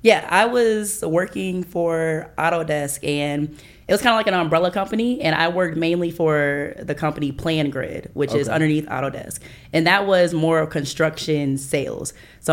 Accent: Iowa, United States; moved away as an adult; now in Atlanta, United States; I'm from Iowa

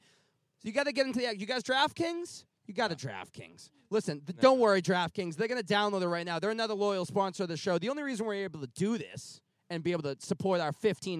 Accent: Kentucky, United States; I'm from Kentucky.

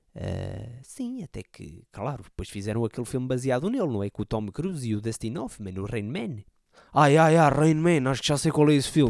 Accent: Portugal; um conterrâneo meu, não é? Ali perto da, da minha terra, era ali de perto

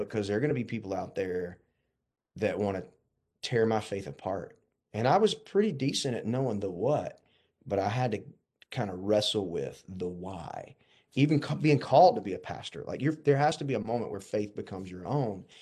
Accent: Warner Robins, Georgia, United States; I grew up in Warner Robins

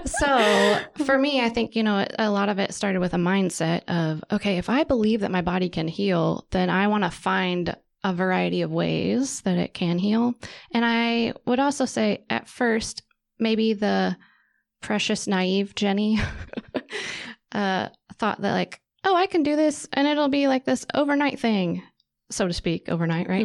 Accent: Wichita, Kansas, United States; I grew up in Wichita

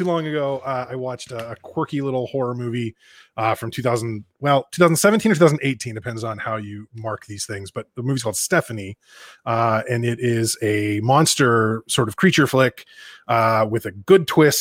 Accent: Northern California, United States; growing up in Northern California in the 90s

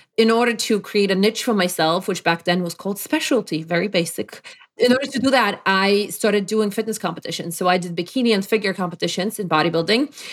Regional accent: Poland; English is a second language; moved away as an adult; also born or lived in Brookline, Massachusetts, United States; now in Connecticut, United States; Not that I was oppressed in Poland where I'm from

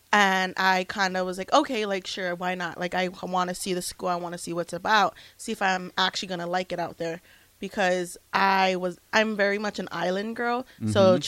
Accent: Hawaii, United States; I'm from Hawaii.

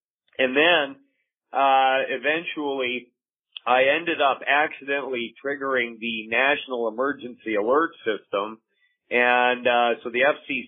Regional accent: United States; now in Alberta, Canada; I am actually an American

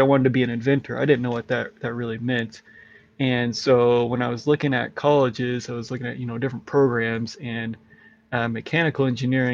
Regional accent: Walla Walla, Washington, United States; I grew up in Walla Walla, Washington. It's in the southeast corner of Washington State

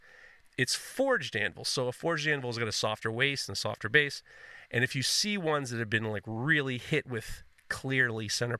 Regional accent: New York City, New York, United States; also born or lived in Brooklyn; I'm from Manhattan.

